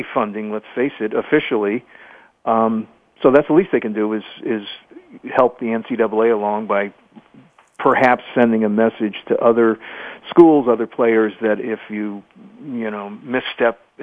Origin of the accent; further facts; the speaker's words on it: Connecticut, United States; I'm from Connecticut